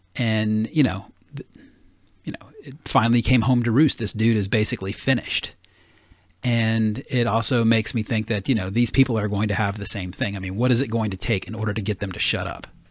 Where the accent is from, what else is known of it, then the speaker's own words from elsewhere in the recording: the South, United States; moved away; I grew up in the South